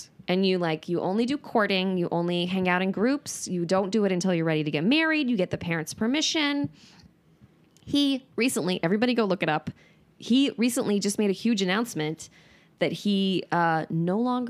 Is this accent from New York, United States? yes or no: no; California, United States; Northern California.